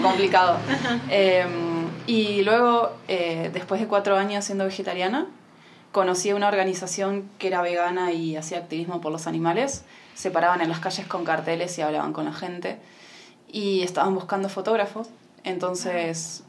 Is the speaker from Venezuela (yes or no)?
no; Argentina; now in Mar del Plata, Argentina; soy de Argentina, de Mar del Plata